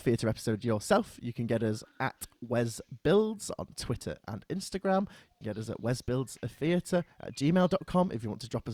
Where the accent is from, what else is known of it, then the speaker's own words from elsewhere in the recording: Chorley, North West England, United Kingdom; I'm originally from Chorley